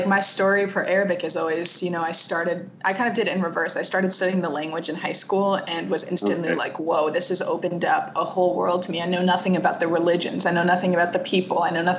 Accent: Rhode Island, United States; I speak Arabic really well. I have more of a say in like what happens because I understand it. But really it's like, I'm from Rhode Island too

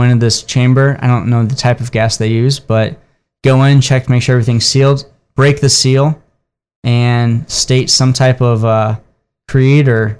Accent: South Bend, Indiana, United States; I grew up in South Bend, Indiana.

